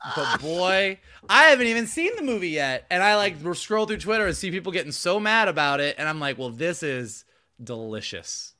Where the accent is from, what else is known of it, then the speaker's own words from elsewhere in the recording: Gainesville, Florida, United States; I grew up in Gainesville, Florida, not Hollywood